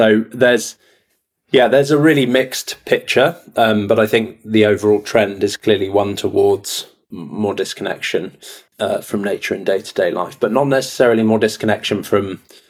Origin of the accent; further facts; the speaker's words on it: Castilla-La Mancha, Spain; also born or lived in Dorset, England; I grew up partly in central Spain, between central Spain and Dorset on the southwest coast.